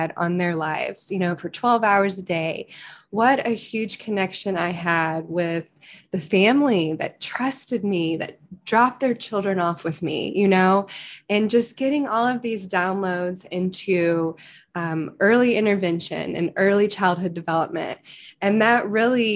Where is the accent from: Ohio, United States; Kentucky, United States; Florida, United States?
Kentucky, United States; Lexington; growing up in Lexington, Kentucky, it's very the bluegrass region, the horse capital of the world, southern raised